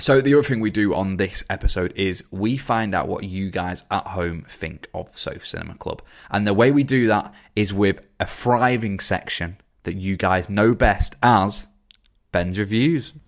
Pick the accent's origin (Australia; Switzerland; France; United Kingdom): United Kingdom; England; we're from England